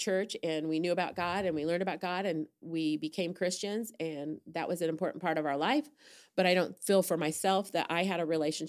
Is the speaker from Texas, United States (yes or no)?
no; Fort Wayne, Indiana, United States; born there; also born or lived in New York / Colorado; Well, we started out here. I was born in Fort Wayne.